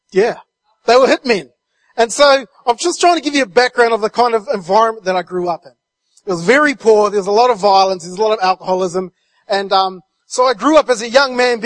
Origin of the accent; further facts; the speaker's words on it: New Zealand; moved away as an adult; I'm from New Zealand, And I've been over here since 1999, but back in New Zealand, I was raised in a really small rural community